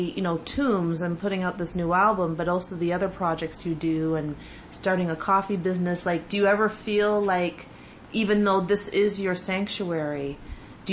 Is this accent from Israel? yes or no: no; Canada; moved away; as a Canadian